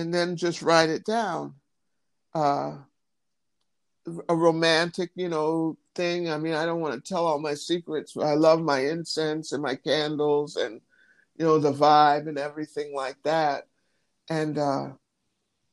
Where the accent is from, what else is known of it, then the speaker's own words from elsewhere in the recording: Michigan, United States; I'm from Michigan